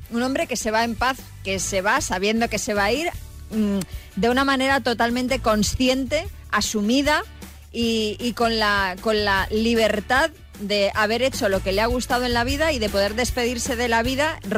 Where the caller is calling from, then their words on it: Madrid, Community of Madrid, Spain; Hola, Xavi … de Madrid